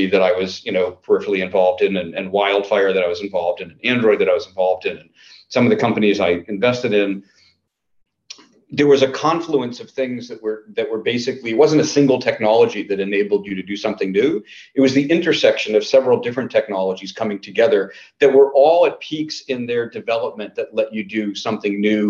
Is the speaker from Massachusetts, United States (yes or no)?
yes; Natick, Massachusetts, United States; I grew up in Natick, Mass.